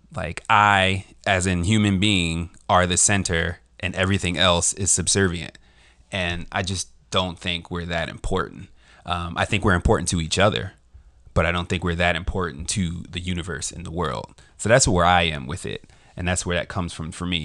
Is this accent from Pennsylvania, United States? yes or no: yes; Philadelphia, Pennsylvania, United States; I was born in the U.S. I was raised in West Philadelphia